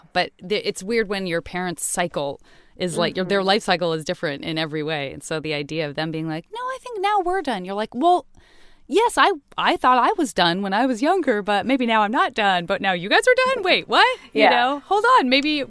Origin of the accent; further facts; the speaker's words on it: Tucson, Arizona, United States; In Tucson, yeah.